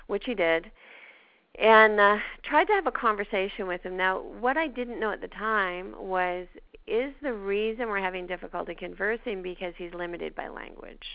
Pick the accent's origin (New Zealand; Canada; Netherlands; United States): Canada; accent: Canadian; my Canadian accent